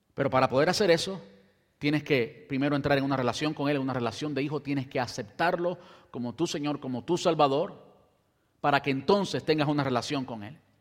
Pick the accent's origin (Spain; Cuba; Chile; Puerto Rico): Cuba; also born or lived in Brandon, United States; now in United States; las condiciones en que crecí en Cuba